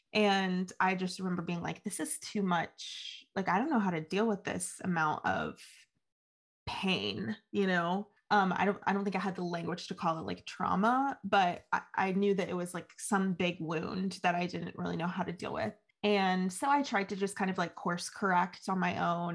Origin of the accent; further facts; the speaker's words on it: Huntington, West Virginia, United States; I'm from Huntington, born and raised